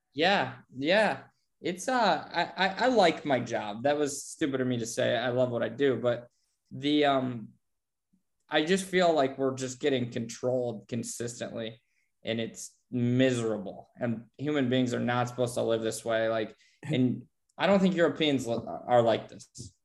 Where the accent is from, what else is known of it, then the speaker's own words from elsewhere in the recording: Bradford, Pennsylvania, United States; I live, I grew up in Bradford